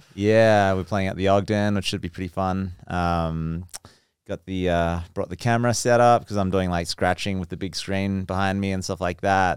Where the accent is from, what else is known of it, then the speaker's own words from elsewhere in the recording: Geraldton, Western Australia, Australia; accent: Aussie; moved away; also born or lived in Perth; I'm from Western Australia, Perth. Um, well, from a smaller town called Geraldton, but Perth is the major city.